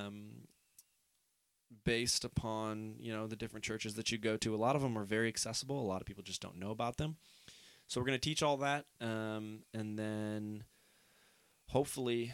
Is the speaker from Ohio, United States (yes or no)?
yes; Northeast Ohio, United States; I'm from Northeast Ohio